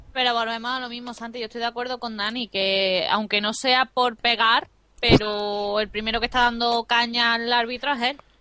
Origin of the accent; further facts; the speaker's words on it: Seville, Andalusia, Spain; now in Córdoba, Spain; Yo soy sevillana